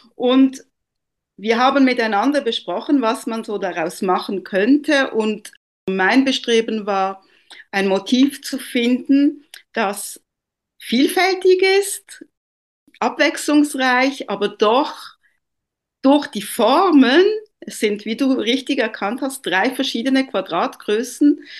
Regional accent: Italy; moved away; Ich bin ja ursprünglich Italienerin

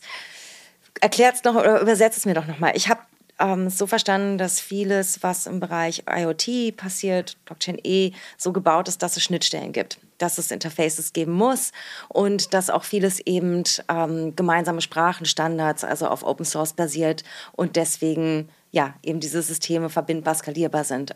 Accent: Berlin, Germany; born or raised there

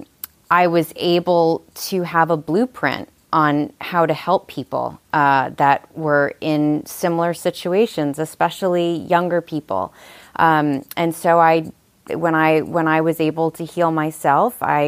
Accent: Long Island, New York, United States; also born or lived in Saratoga Springs, New York; now in Nashville, United States; I'm originally from Long Island, New York

